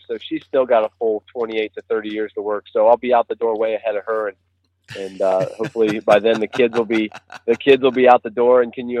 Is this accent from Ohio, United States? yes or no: yes; Ohio, United States; Well, I'm from Central Ohio. I live not so far out of Columbus, toward the Hocking Hills region